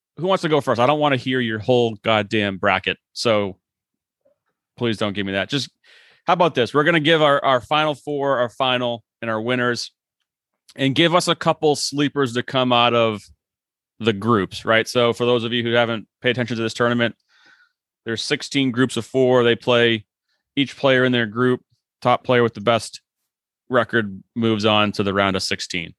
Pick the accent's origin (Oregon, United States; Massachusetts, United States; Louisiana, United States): Massachusetts, United States; Boston; I'm from Boston. We watch the Boston Marathon every year.